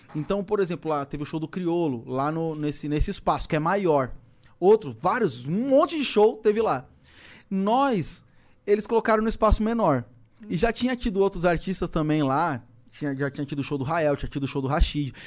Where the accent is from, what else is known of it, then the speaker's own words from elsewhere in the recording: São Paulo, Brazil; also born or lived in Poá; A gente fez um show lá na minha quebrada, lá na Cachoeirinha. É um bairro vizinho do Lausanne